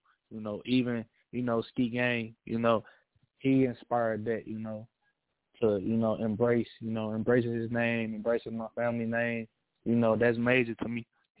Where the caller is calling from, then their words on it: St. Louis, Missouri, United States; I'm calling from St. Louis, Missouri.